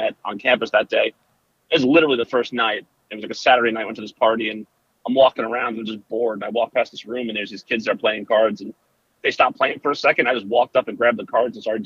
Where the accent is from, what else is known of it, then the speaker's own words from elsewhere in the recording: New Milford, New Jersey, United States; now in Bucks County, United States; we grew up in North Jersey